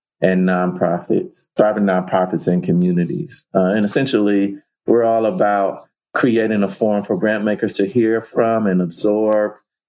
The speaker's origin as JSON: {"language": "English", "town": "Cleveland", "region": "Ohio", "country": "United States", "tie": "born or raised there", "moved": "as an adult", "said": "I'm a guy from Cleveland, Ohio, originally. Grew up in the 70s and 80s there"}